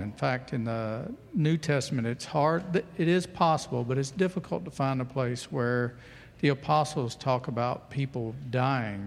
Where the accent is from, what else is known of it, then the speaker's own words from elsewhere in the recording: United States; an American Christian